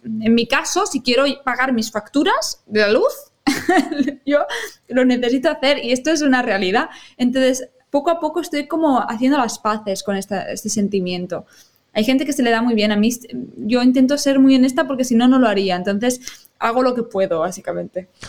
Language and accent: Spanish; Rubí, Catalonia, Spain; also born or lived in Barcelona; no nací en Rubí, eh, tengo que ah. decir que nací en Barcelona, pero soy como rubinenca porque llevo casi toda mi vida aquí.